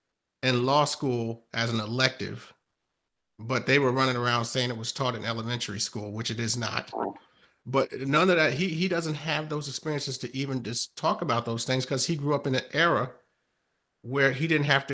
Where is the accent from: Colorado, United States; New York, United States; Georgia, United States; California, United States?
New York, United States; also born or lived in New England; now in the South, United States; when I was growing up in New York